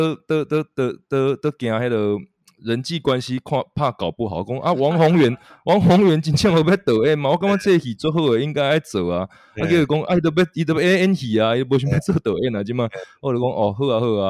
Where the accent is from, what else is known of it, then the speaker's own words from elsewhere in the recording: Taiwan; 我们台湾人然后演一个英国的故事那样的感觉，